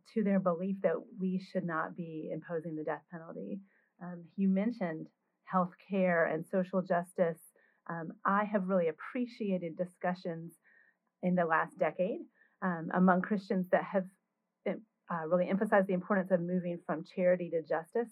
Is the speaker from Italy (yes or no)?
no; North Carolina, United States; I grew up in North Carolina as a Baptist